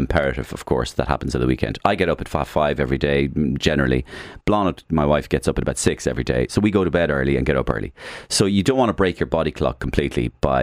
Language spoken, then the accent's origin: English; Waterford, Munster, Ireland; moved away; I come from Waterford originally